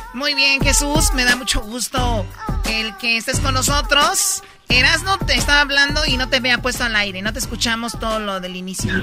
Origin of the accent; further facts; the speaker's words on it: Tepatitlán, Jalisco, Mexico; yo soy de Tepatitlán